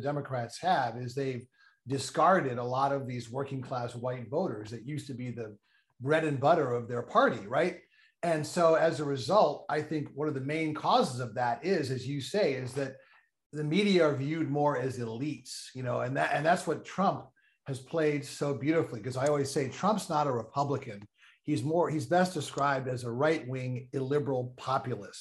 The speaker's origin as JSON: {"language": "English", "town": "New York City", "region": "New York", "country": "United States", "tie": "born or raised there", "said": "I grew up in New York City"}